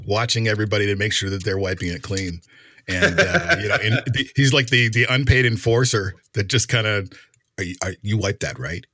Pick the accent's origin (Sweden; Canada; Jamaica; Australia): Canada; I'm Canadian.